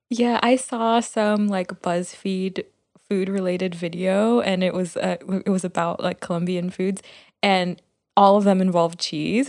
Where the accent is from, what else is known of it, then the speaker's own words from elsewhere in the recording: Miami, Florida, United States; growing up in Miami